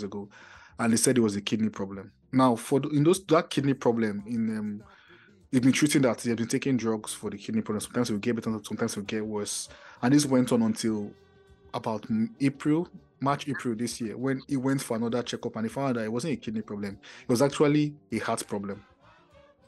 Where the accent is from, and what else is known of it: Nigeria